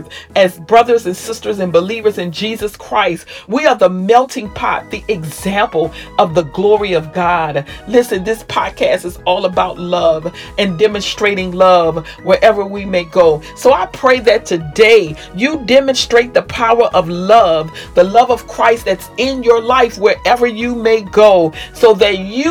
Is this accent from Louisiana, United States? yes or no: yes; Louisiana, United States; moved away; also born or lived in Maryland; my hometown of Louisiana